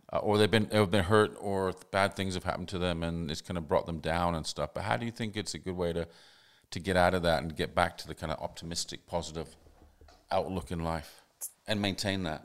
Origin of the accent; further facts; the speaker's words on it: Canada; also born or lived in England / Sydney, Australia; now in Australia; I grew up in Canada, but I, then I lived in England for a long time.